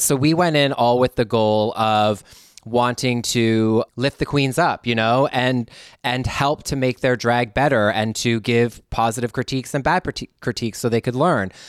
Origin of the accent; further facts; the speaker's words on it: Canada; moved away as an adult; now in Los Angeles, United States; go back to th, my homeland as a Canadian